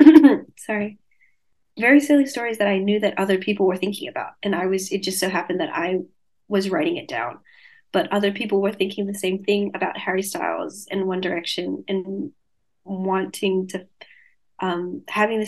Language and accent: English; Sydney, New South Wales, Australia; accent: Australian; I grew up in around Bankstown and Sefton